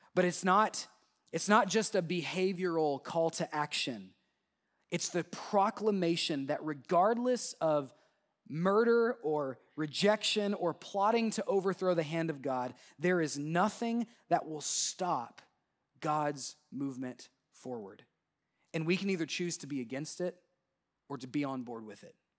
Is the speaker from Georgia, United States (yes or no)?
no; Southwest Oklahoma, United States; my hometown in, in Southwest Oklahoma